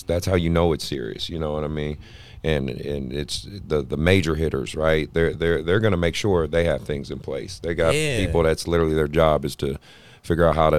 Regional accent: Oakland, California, United States; I'm born and raised in Oakland.

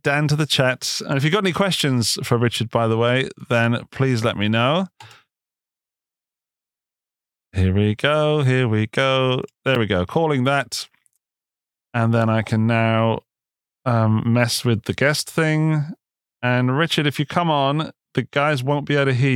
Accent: Gloucestershire, South West England, United Kingdom; moved away as an adult; also born or lived in Upper Austria; now in Austria; I was in the UK. Yeah, you might guess from the accent. I'm from Gloucestershire.

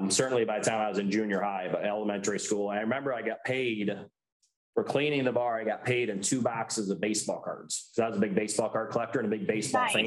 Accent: Remus, Michigan, United States; moved away as an adult; now in The Woodlands, United States; growing up in Remus, Michigan

